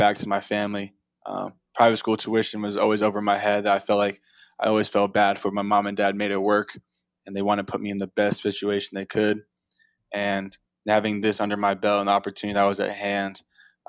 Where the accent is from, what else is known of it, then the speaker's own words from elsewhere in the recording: Atlanta, Georgia, United States; moved away as an adult; now in Virginia, United States; I'm from South Atlanta area